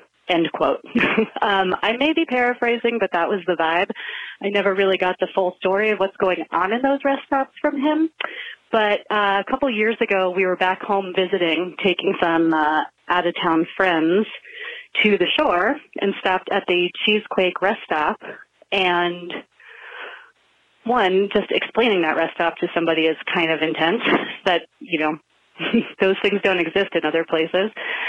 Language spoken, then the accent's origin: English; Kearny, New Jersey, United States; moved away; I'm from Kearney. So I grew up in North Jersey, Hudson County.